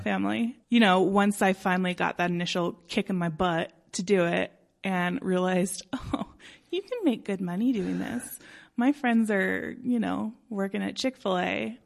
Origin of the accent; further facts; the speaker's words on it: Denver, Colorado, United States; I grew up, um, in the Old Highlands